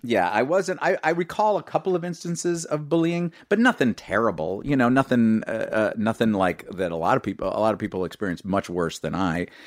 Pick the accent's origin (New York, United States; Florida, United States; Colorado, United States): New York, United States; New York City; I grew up in New York City.